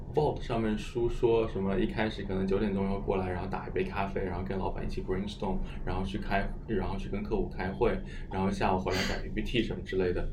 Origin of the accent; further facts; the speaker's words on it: Shenzhen, Guangdong, China; also born or lived in Huangshi, Hubei; 我小时候是出生在湖北，我在湖， 呃， 湖北黄石，然后应该是长到小学二年级的时候，就跟父母那个时候去了， 呃， 去了深圳